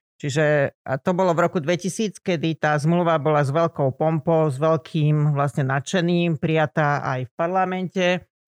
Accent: Lučenec, Banská Bystrica Region, Slovakia; moved away as an adult; also born or lived in Bratislava / West Germany; Ja som sa pôvodne narodila v Učenci, na Slovensku teda

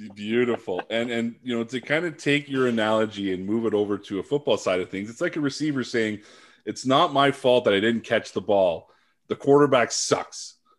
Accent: Sudbury, Ontario, Canada; moved away as an adult; also born or lived in Ottawa / Vancouver; I come from Sudbury.

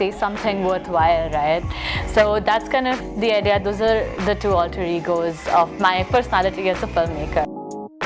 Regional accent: Mumbai, Maharashtra, India; I'm a filmmaker from Mumbai, India

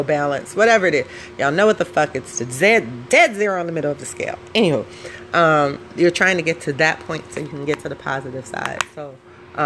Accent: Chicago, Illinois, United States; we as High Park kids, we not project chicks. I'm not a project girl.

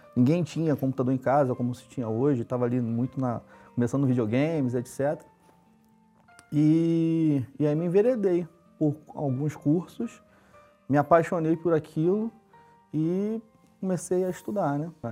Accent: Rio de Janeiro, Brazil; Sou carioca, né, da Gema, nasci na zona norte do Rio de Janeiro

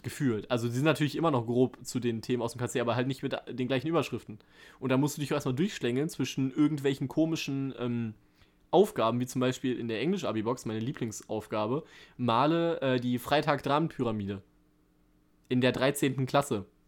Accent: Germany; als Deutscher

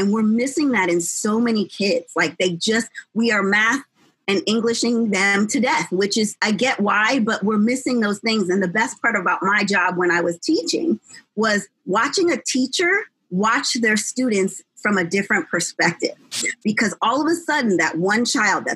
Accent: New Jersey, United States; now in Los Angeles, United States; I'm not from California, I'm from New Jersey. And I didn't know at the time, of course, because I was a kid, that I literally lived in the third best school district in New Jersey

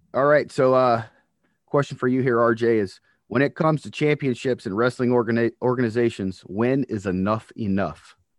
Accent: North Carolina, United States; moved away; when I grew up in North Carolina originally

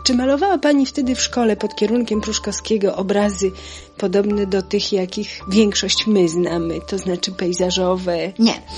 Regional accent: Florianka, Lublin Voivodeship, Poland; ile 7 kilometrów Zwierzyńca jest taka urocza miejscowość Florianka, majątek w którym się urodziłam, w którym się wychowałam

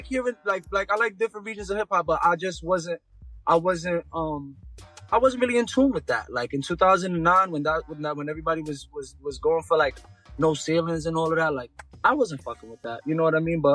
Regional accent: New York City, New York, United States; straight out of Brooklyn, New York

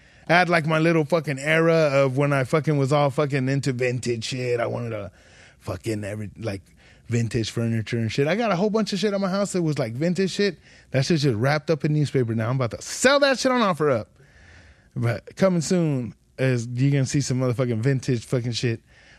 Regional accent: Ridgecrest, California, United States; Ridgecrest, growing up in Ridgecrest, little ass town, that was the first time I ever heard of white power.

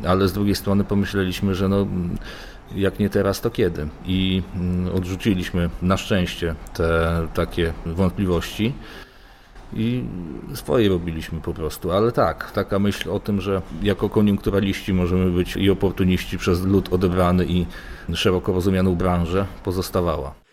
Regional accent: eastern Poland, Poland; moved away; na wschodzie Polski, skąd pochodzę.

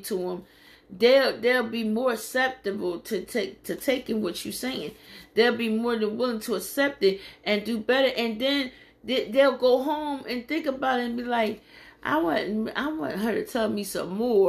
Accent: Philadelphia, Pennsylvania, United States; moved away as an adult; I come from Philadelphia, Pennsylvania. I'm a nice little ways away from home

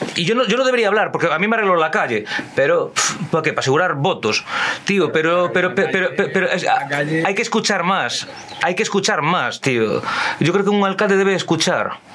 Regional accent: Ourense, Galicia, Spain; yo que soy una persona de Orense

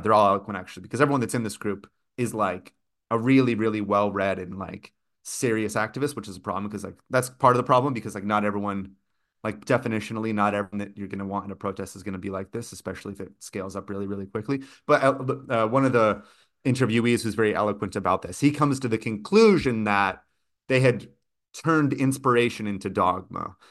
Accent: California, United States; moved away; also born or lived in Brazil; growing up in California

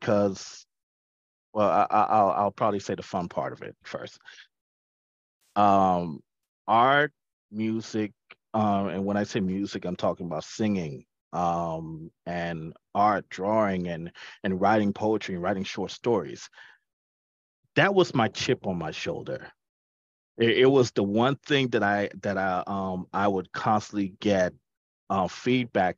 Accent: Nassau, New Providence, Bahamas; growing up in the Bahamas, when I was in, it's not elementary school, but it's called primary school

